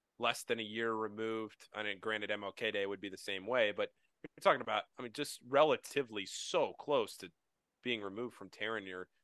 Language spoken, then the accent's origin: English; Northern Virginia, United States; I grew up in Northern Virginia, right outside DC.